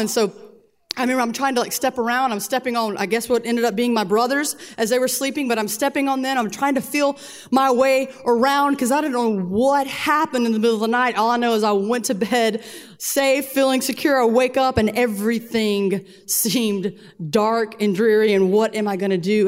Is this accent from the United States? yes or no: yes; Columbia, South Carolina, United States; We're from Columbia. It never snows here